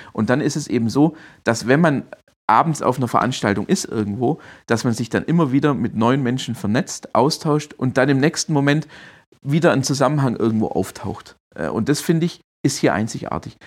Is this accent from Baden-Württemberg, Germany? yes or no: yes; Swabia, Baden-Württemberg, Germany; accent: Swabian; also born or lived in Berlin / Heilbronn; ich bin Schwabe, das hört man auch, bin auch stolzer Schwabe